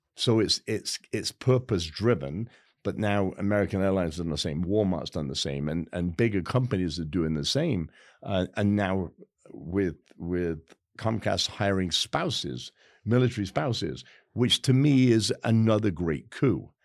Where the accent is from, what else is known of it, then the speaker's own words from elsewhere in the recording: England, United Kingdom; now in United States; I am so proud as an English guy.